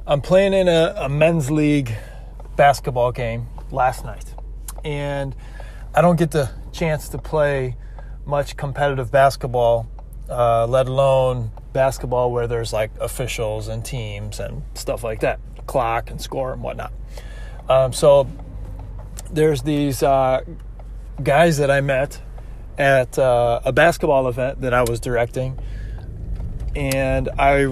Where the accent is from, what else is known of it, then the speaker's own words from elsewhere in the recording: Michigan, United States; moved away; from Michigan